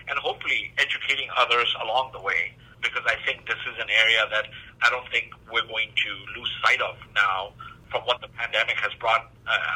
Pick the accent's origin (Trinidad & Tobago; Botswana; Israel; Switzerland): Botswana; moved away; also born or lived in East Africa / United Kingdom / Australia / Malaysia; I grew up in Southern Africa. You know, I, I was born in East Africa, grew up in Southern Africa, in Botswana. I, went to college in, you know, through Middlesex University in the UK. I've, you know, lived in Australia, Malaysia, Singapore